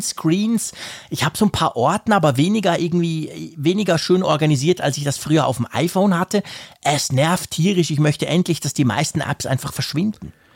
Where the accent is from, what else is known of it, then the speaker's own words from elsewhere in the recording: Bern, Switzerland; bei uns in Bern